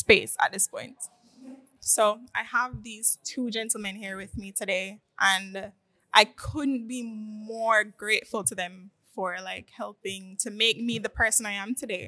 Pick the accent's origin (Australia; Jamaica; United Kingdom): Jamaica; Montego Bay, Saint James; now in Kingston, Jamaica; I'm not from here. I mean, Kingston. I'm originally from Montego Bay. And, again, I was forced to move here